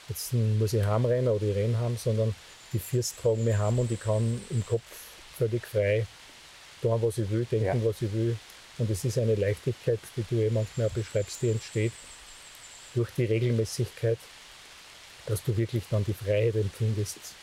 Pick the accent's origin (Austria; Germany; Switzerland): Austria; Steyr valley, Upper Austria; Ich bin der vorletzte von acht Kindern auf dem Bauernhof, aufgewachsen im Steiertal